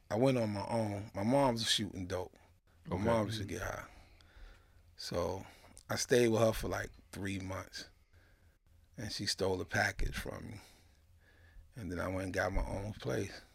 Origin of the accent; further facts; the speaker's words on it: New York City, New York, United States; I was born in Kings County Hospital